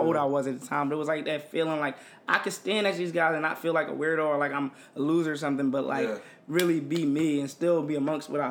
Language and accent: English; Philadelphia, Pennsylvania, United States; I'm from Philly